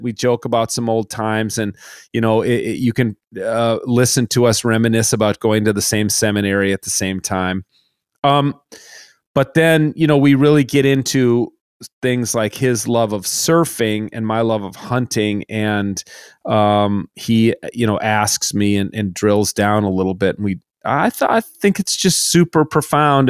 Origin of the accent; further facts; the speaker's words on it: Minnesota, United States; my hometown pastor in Minnesota